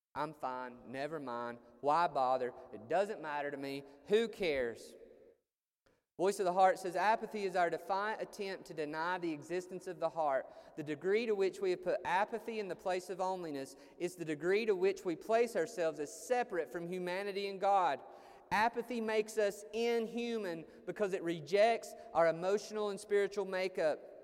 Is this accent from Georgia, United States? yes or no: yes; Chatsworth, Georgia, United States; moved away as an adult; also born or lived in Chicago; I went to Chicago from Chatsworth, Georgia.